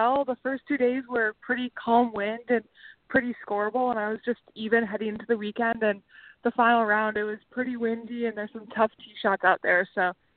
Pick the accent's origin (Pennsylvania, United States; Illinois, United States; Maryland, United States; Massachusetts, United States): Illinois, United States; Chicago; I'm from the Chicago area